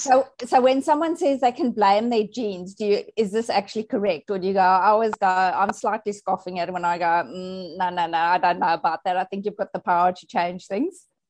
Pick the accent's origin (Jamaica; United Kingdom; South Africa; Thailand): South Africa; I was born in South Africa. I think I was popped out of my mother's womb and I was immediately vaccinated. Like that's just how we roll in South Africa